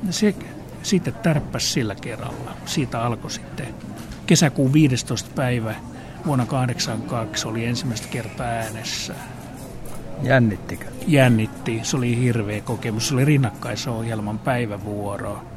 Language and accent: Finnish; Rovaniemi, Lapland, Finland; moved away as an adult; now in Helsinki, Finland; Rovaniemeltä. Pohjoisen poikia, eli peräpohjolasta, peräpohjolan raukoilta rajoilta.